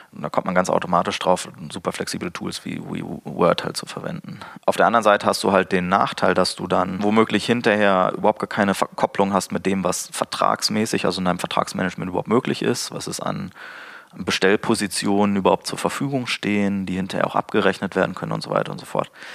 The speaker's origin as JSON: {"language": "German", "town": "Braunschweig", "region": "Lower Saxony", "country": "Germany", "tie": "born or raised there", "said": "aus meiner Heimatstadt Braunschweig"}